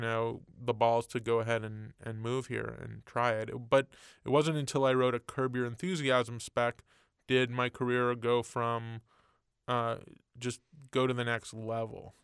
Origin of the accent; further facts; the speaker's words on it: Montreal, Quebec, Canada; moved away; I grew up in Canada and Montreal, and in the eighties